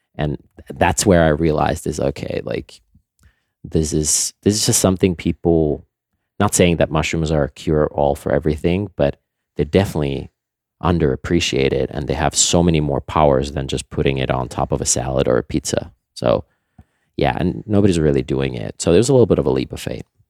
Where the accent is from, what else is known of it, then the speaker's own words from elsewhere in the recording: Nokia, Pirkanmaa, Finland; moved away; I grew up in Finland, um, on our family farm